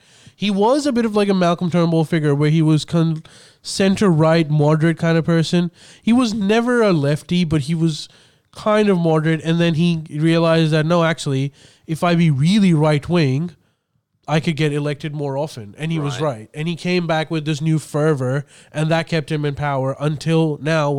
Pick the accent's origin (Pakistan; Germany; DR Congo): Pakistan; also born or lived in St. George area, Sydney, Australia; now in Sydney, Australia; when I was growing up in Pakistan